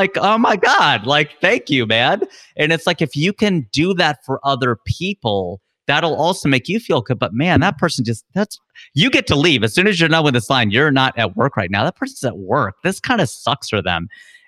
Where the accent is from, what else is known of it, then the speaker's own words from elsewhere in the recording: Midwest, United States; We grew up in the Midwest. It's like there's tornado watches and warnings.